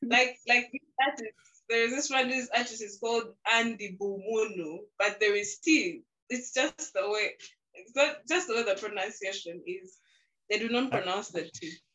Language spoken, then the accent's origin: English; Masaka, Central Region, Uganda; my time has been spent in Masaka. So I've grown up from Masaka. I speak Luganda